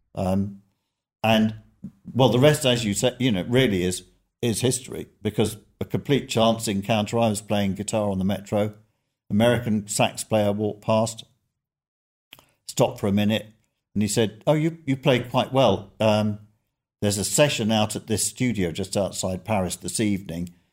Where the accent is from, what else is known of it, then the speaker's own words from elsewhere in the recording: London, United Kingdom; Growing up in North London